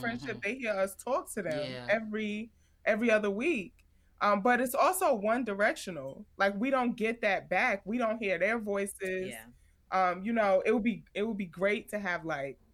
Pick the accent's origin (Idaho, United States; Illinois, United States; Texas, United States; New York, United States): New York, United States; New York City; I feel like I'm from Queens